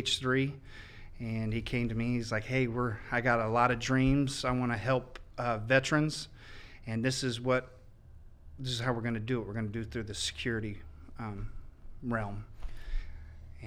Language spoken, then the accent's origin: English; Indianapolis, Indiana, United States; moved away as an adult; I'm originally from Indianapolis. I went to North Central High School.